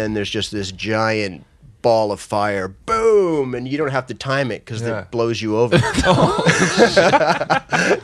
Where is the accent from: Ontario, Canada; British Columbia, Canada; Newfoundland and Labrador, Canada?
British Columbia, Canada; Vancouver; in front of my hometown, friends and family